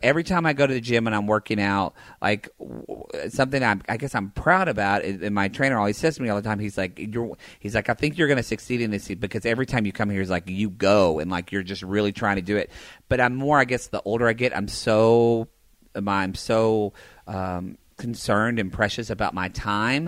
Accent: the South, United States; now in California, United States; growing up in the South

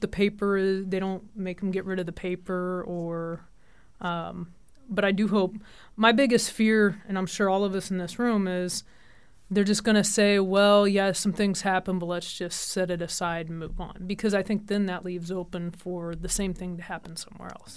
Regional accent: Kansas, United States; moved away as an adult; also born or lived in Jackson, Tennessee; I grew up in Kansas

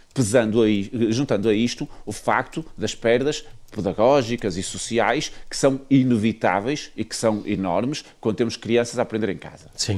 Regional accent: Viana do Castelo, Norte, Portugal; eu sou de Viana do Castelo

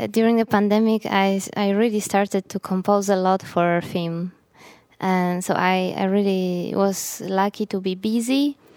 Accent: Gdańsk, Pomeranian Voivodeship, Poland; during my high school years, and and Gdańsk, my hometown, was a very good um, base for it.

